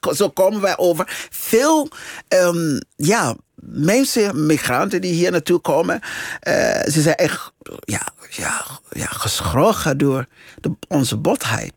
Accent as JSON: {"language": "Dutch", "country": "Liberia", "tie": "born or raised there", "second_language": "Dutch", "moved": "yes", "lives_now": "Netherlands", "said": "in het land waar ik geboren ben en eh, eh, deels opgegroeid ben"}